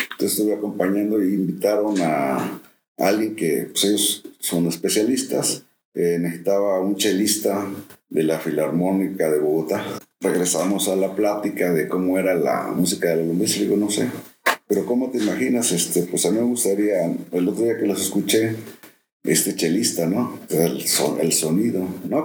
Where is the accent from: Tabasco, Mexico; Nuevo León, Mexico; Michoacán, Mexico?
Tabasco, Mexico; Villahermosa; also born or lived in Cuernavaca, Morelos; now in Xalapa, Mexico; la primera, biológica, eh, de Cuernavaca, Morelos. Ok. la infancia, en, en Villahermosa, Tabasco. Y la tercera, jalapeño